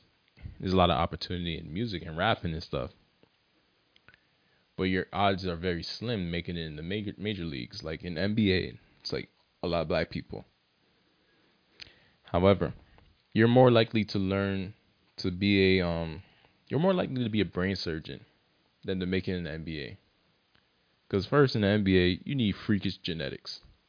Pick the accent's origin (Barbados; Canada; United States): Barbados; like, I'm from Barbados and I don't like soca that much.